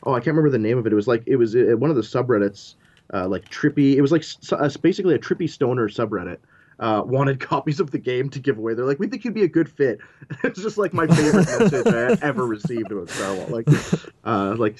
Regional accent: Ottawa, Ontario, Canada; I'm from Ottawa. As much as I can, I will probably stay here my whole life

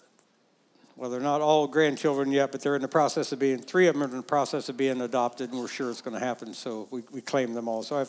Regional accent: West Liberty, Ohio, United States; moved away as an adult; also born or lived in Oklahoma / Kansas; near Rosedale, Ohio, West Liberty, Ohio, was the town I grew up in.

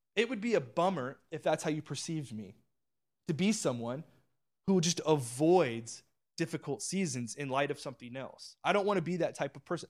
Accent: Orange County, California, United States; moved away as an adult; also born or lived in central Pennsylvania; We, we grew up in Orange County

